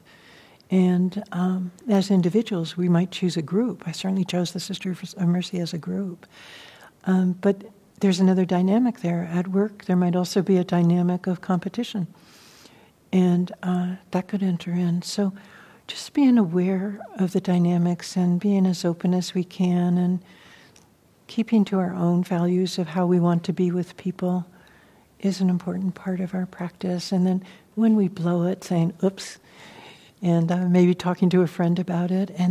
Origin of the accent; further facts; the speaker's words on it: San Francisco, California, United States; I grew up with in San Francisco, you know, in a white community.